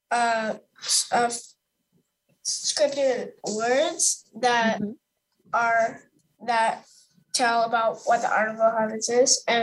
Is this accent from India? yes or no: yes; India; It is frustrating when people think I am American Indian when I am from India because it feels to me that people do not think that India is a place.